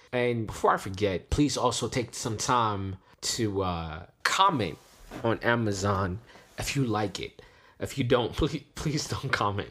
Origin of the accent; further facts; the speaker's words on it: Washington, District of Columbia, United States; We're from D C